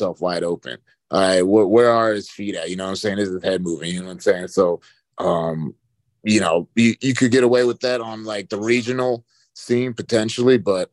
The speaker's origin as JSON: {"language": "English", "town": "Charlotte", "region": "North Carolina", "country": "United States", "tie": "born or raised there", "said": "being in my hometown"}